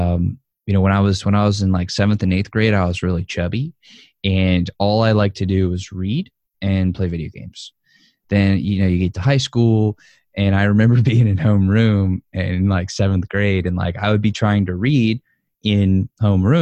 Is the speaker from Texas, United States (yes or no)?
no; New Orleans, Louisiana, United States; born and raised in New Orleans, Louisiana, to a Jewish family, Jewish home